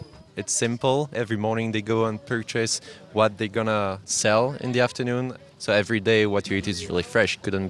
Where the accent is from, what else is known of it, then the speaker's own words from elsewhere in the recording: France; I'm from France.